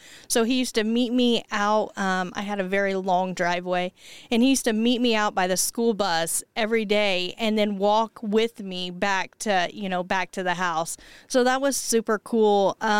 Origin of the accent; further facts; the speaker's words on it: Pendleton, Indiana, United States; also born or lived in Anderson, Indiana; I grew up in Pendleton. And then I had children. Cost of living was obviously lower here in Anderson, so I moved to Anderson.